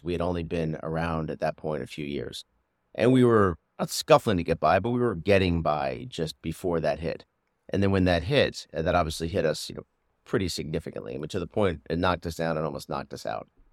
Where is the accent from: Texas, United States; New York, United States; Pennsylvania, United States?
Pennsylvania, United States; Doylestown; moved away as an adult; also born or lived in Maryland / Los Angeles; I grew up in the suburbs of Philadelphia, in Bucks County, in Doylestown